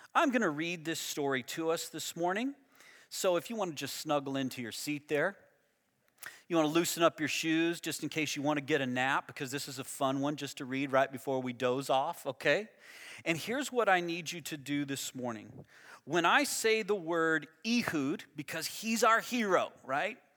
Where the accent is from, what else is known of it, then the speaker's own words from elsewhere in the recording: United States; I grew up in the United States